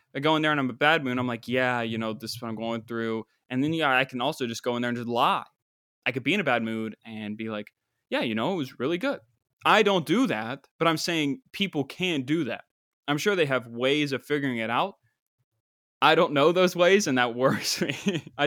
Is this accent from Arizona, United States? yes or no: no; West Virginia, United States; my home state